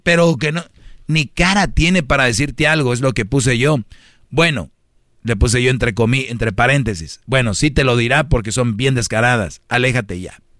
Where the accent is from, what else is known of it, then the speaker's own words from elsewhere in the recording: Monterrey, Nuevo León, Mexico; moved away; yo soy de Monterrey